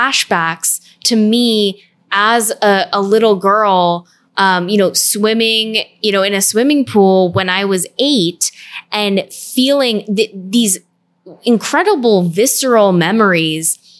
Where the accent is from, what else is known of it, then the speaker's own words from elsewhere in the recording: Orange County, California, United States; moved away; I grew up in Orange County